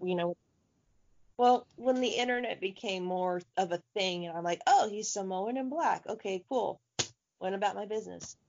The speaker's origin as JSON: {"language": "English", "town": "Tampa", "region": "Florida", "country": "United States", "tie": "born or raised there", "said": "my hometown team, the Tampa Bay Bandits"}